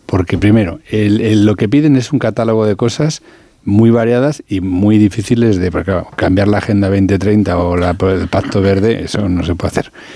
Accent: La Alcarria, Castilla-La Mancha, Spain; soy de la Alcarria

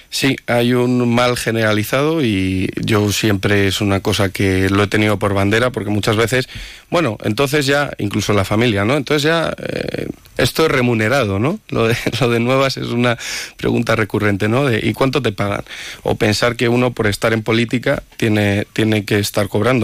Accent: Palencia, Castile and León, Spain; soy de Palencia Capital de toda la vida, mi familia también lo es

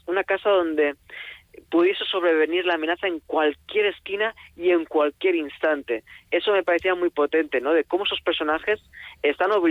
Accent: Tarragona, Catalonia, Spain; also born or lived in Alicante / Cuba / Madrid; yo soy de Tarragona viví después en Alicante también viví en Cuba en sitios cálidos y claro, recién llegado a Madrid lo pasé tan mal con el invierno de la capital

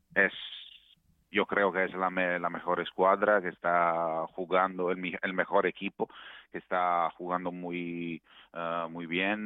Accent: Naples, Campania, Italy; Spanish is a second language; Napoli es una ciudad, nosotros somos un pueblo muy acogiente

